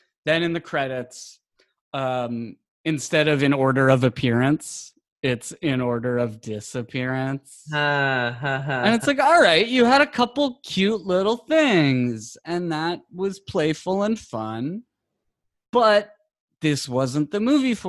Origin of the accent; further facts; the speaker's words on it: Long Island, New York, United States; I'm from Long Island.